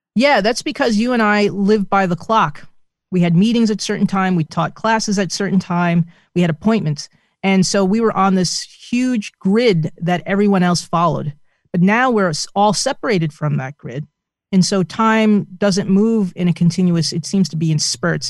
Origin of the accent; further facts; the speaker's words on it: New Jersey, United States; my home state of New Jersey